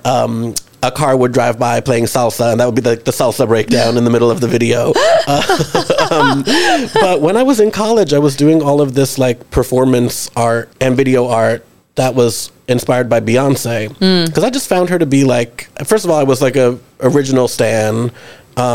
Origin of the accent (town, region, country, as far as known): New York City, New York, United States; born or raised there